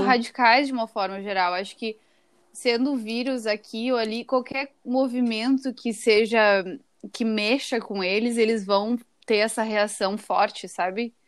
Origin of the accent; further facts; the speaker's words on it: Porto Alegre, Rio Grande do Sul, Brazil; moved away as an adult; now in Boston, United States; eu sou de Porto Alegre, né? Eu, e eu já tô morando aqui há cinco anos em Boston